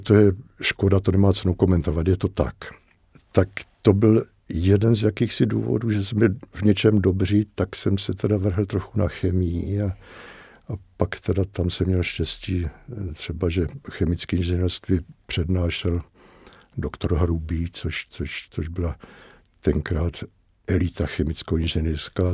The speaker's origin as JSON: {"language": "Czech", "country": "Czechia", "said": "že jsme Češi a že jsme, že jsme teda Čechoslováci"}